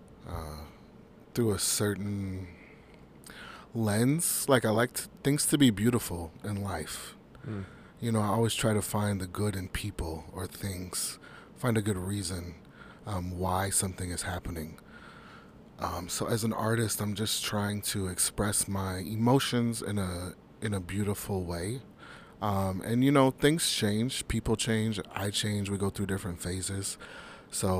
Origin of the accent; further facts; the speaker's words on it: Midwest, United States; I'm born and raised in the Midwest